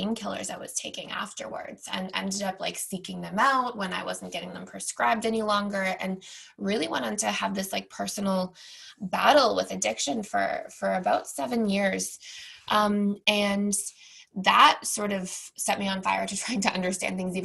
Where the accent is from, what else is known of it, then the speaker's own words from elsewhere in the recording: Toronto, Ontario, Canada; moved away; I, born and raised in Toronto